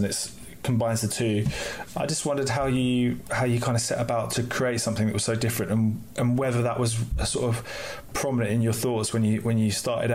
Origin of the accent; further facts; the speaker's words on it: outside Ipswich, East of England, United Kingdom; moved away; I was born outside Ipswich